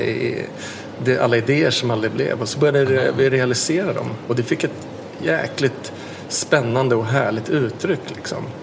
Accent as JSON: {"language": "Swedish", "country": "Sweden", "said": "vi kommer från lilla Sverige och Skandinavien"}